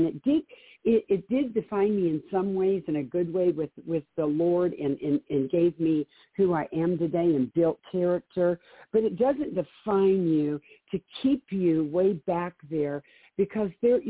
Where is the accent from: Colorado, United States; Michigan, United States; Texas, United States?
Michigan, United States; Detroit; now in Cheyenne, United States; I was born and raised in Detroit in a very abusive home with an alcoholic father, drug house.